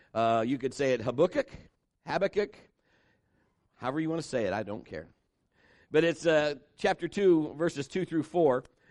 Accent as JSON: {"language": "English", "town": "Marion", "country": "United States", "tie": "born or raised there", "said": "Kim and I were both born and raised in Marion"}